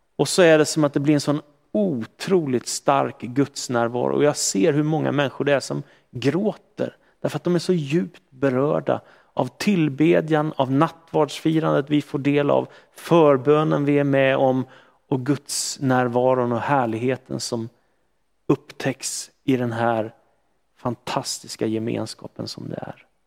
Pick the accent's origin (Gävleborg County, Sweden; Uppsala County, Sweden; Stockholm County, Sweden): Stockholm County, Sweden; Stockholm; växte jag upp i en miljö som var ganska sekulariserad i Stockholm